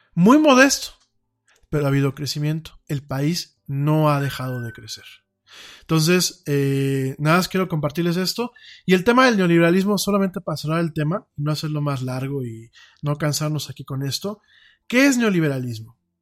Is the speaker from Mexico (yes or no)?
yes; Mexico; en México tenemos muchos talentos